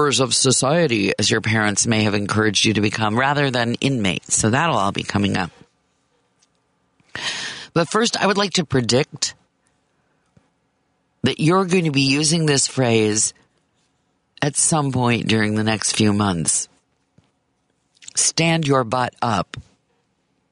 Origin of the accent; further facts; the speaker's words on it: Kansas, United States; now in Illinois, United States; the state I consider my home state, Kansas